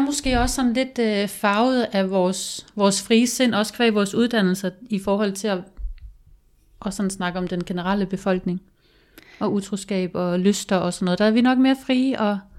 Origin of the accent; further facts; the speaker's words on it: Denmark; moved away; i mine unge år, da jeg boede hjemme i Jylland